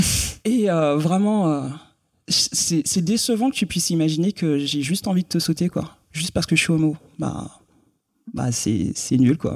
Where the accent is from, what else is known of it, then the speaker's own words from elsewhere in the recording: Guadeloupe; moved away as an adult; also born or lived in Bordeaux; je viens de la Guadeloupe, donc euh, à l'époque où je vivais en Guadeloupe